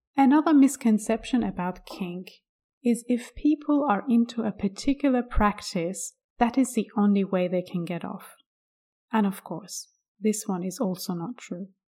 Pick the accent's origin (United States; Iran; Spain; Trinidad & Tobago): Iran; I was born in Iran in nineteen eighty-three